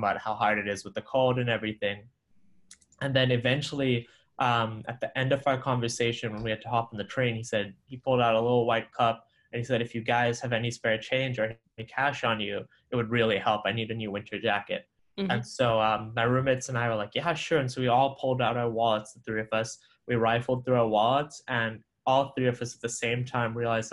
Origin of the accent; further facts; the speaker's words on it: Malawi; moved away as an adult; also born or lived in Sri Lanka (ancestry); now in Boston, United States; So I grew up in Malawi. I'm originally Sri Lankan by blood, but I spent my first 18 years of life in Malawi, so a small African country